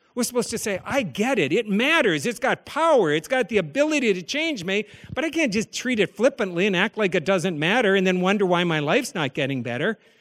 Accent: the Dakotas, United States; As a child growing up in the Dakotas

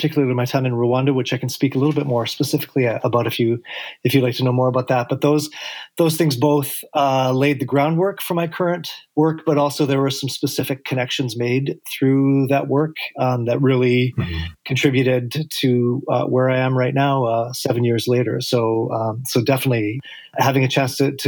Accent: Canada; moved away as an adult; also born or lived in Brazil / Venezuela; now in Massachusetts, United States; I'm Canadian by birth

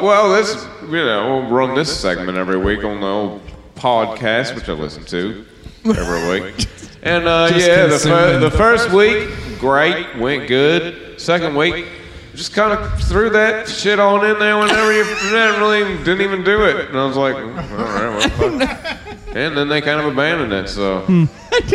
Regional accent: Australia; I'm Australian

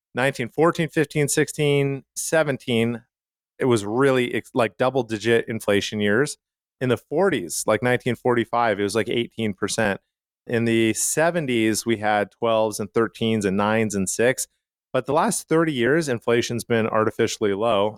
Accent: Calgary, Alberta, Canada; where I grew up in Calgary, Canada

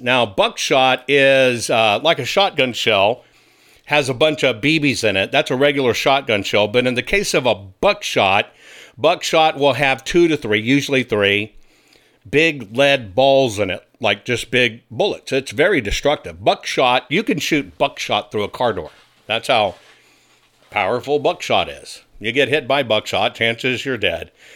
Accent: Arkansas, United States; moved away; my home state is Arkansas. Yes, I'm an Arkansas boy.

